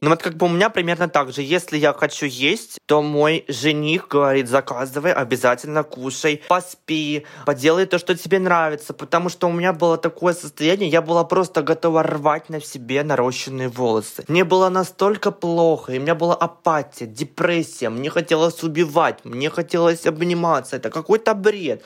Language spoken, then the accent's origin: Russian; Kamchatka Krai, Russia; я родом с Камчатки, и адекватный интернет у нас появился очень очень поздно